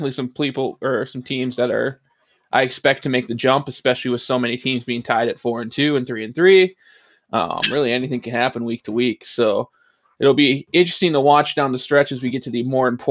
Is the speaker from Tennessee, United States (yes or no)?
yes; Chattanooga, Tennessee, United States; I'm from Chattanooga